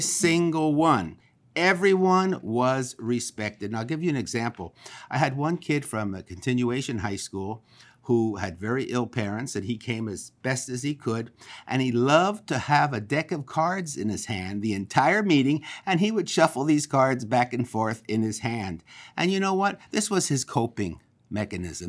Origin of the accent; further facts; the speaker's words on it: Philadelphia, Pennsylvania, United States; now in Los Angeles, United States; I am from Philadelphia, Pennsylvania